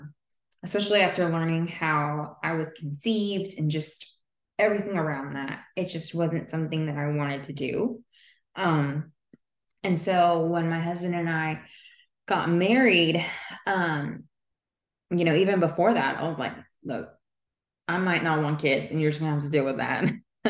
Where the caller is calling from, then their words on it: Texas, United States; I am coming live from Texas, so very different than where you all are.